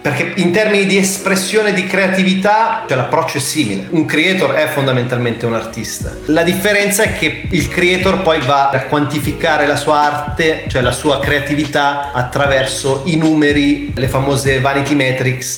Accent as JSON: {"language": "Italian", "country": "Italy", "said": "siamo cresciuti in Italia"}